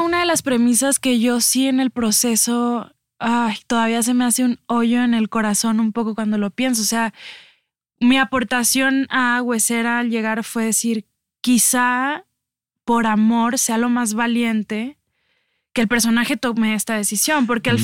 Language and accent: Spanish; Mexico; como mexicanos